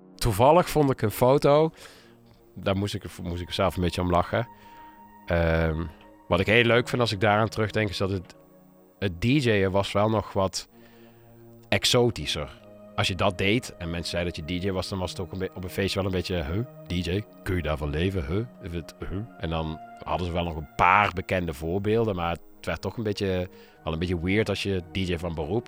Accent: Nijmegen, Gelderland, Netherlands; ik kom uit Nijmegen, daar ben ik ook begonnen met, eh, met draaien.

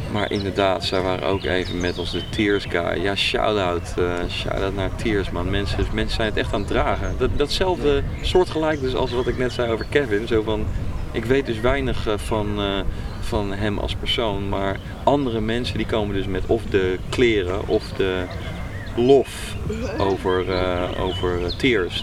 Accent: Netherlands; ik ben ook gewoon Nederlander

